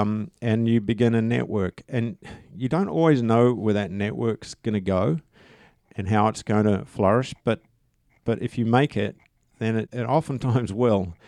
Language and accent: English; New Zealand; I'm a Kiwi